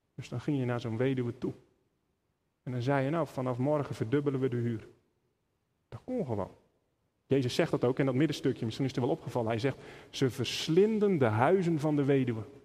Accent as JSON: {"language": "Dutch", "country": "Netherlands", "said": "we als Nederlanders"}